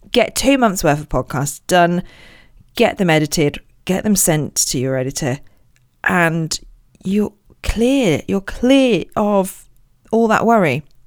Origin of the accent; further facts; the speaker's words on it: Royal Berkshire, South East England, United Kingdom; I was born in Royal Berkshire